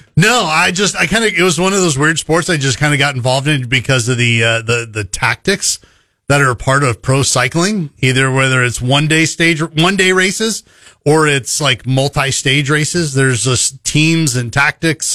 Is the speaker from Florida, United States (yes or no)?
no; Texas, United States; growing up in Texas